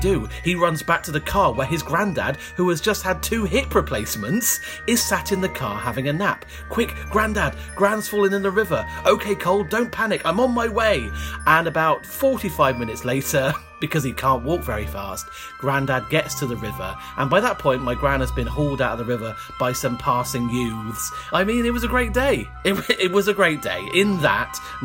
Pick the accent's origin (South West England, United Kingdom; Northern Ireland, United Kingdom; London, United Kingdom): South West England, United Kingdom; Cornwall; where I'm originally from, which is Cornwall